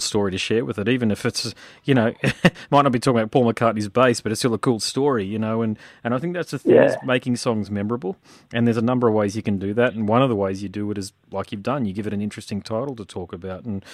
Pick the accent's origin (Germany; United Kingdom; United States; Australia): Australia; Gold Coast, Queensland; also born or lived in Sydney; I'm from the Gold Coast, but I was in Sydney and was in the band there